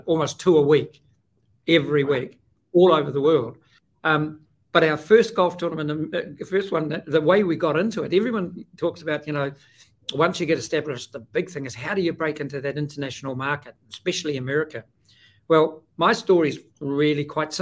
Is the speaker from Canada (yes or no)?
no; New Zealand; I'm from New Zealand